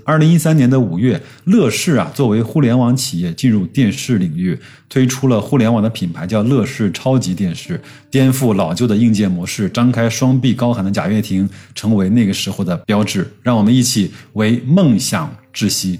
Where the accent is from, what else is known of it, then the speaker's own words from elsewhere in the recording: China; 我们作为一个中国人